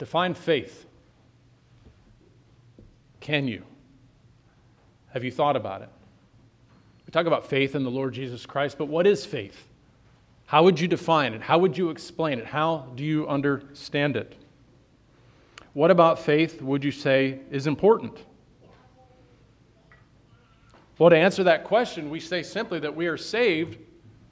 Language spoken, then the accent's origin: English; Northeast, United States; now in California, United States; I'm from the Northeast originally